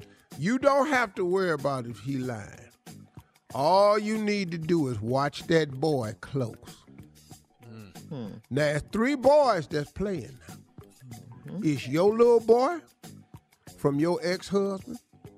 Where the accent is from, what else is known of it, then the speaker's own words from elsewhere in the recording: West Virginia, United States; I'm from West Virginia.